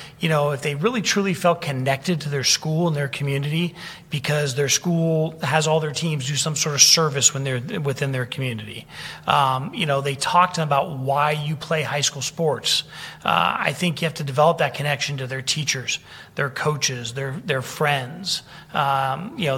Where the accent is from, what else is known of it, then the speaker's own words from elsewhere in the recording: San Francisco, California, United States; I grew up in San Francisco